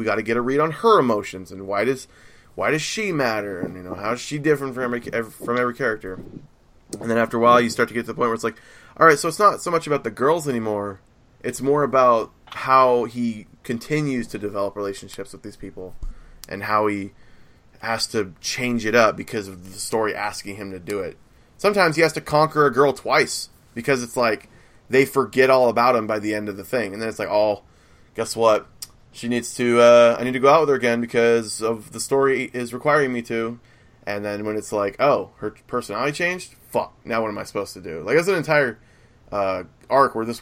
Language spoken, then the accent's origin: English; United States; I'm American